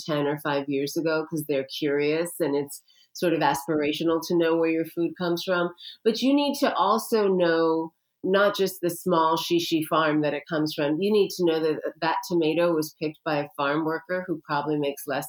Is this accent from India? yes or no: yes; India; I'm an Indian woman, okay? My culture has been using turmeric for 5,000 years